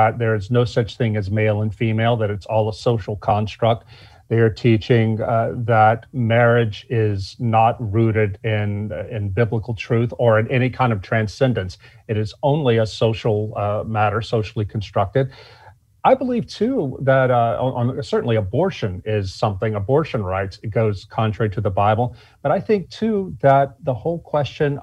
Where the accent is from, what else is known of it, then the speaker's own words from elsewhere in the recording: Deep South, United States; now in Baton Rouge, Louisiana, United States; I was raised in the Deep South, born in 1967, after Jim Crow was over